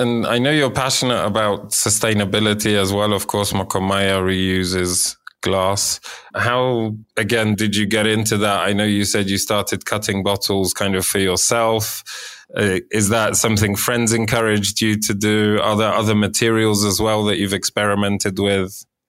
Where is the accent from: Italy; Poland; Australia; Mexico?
Poland; growing up in Poland.